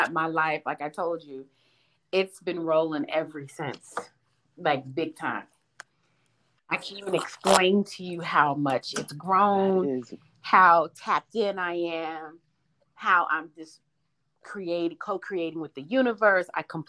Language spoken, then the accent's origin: English; the South, United States; And I was raised in the South, and that's not something we talked about because there was a church on every corner.